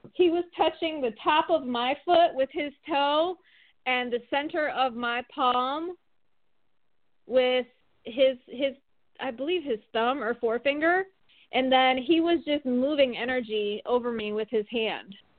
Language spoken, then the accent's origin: English; Michigan, United States; moved away as an adult; now in Atlanta, United States; I'm from Michigan originally, and I live in Atlanta, Georgia